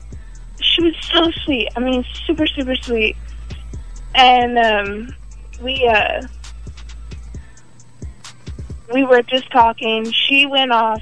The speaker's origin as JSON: {"language": "English", "town": "DeSoto", "region": "Texas", "country": "United States", "said": "Dallas, DeSoto to be exact."}